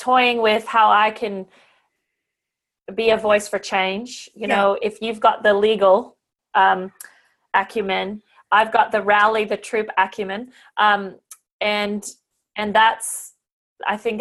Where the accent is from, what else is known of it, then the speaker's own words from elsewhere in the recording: Canada; moved away as an adult; now in Australia; I also was sponsored as a Canadian to come to Australia